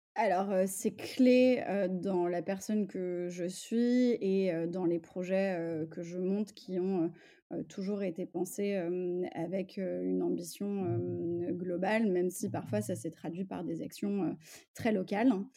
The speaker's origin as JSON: {"language": "French", "town": "Paris", "region": "Île-de-France", "country": "France", "tie": "born or raised there", "also_born_or_lived": "Russia / England / United States", "said": "je suis née, j'ai grandi à Paris dans une famille multiculturelle"}